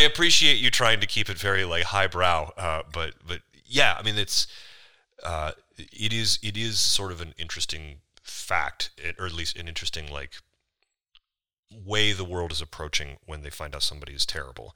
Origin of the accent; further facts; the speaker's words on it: United States; accent: American; my American accent